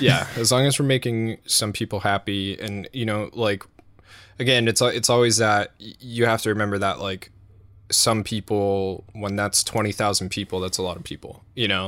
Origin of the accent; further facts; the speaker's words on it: United States; we're American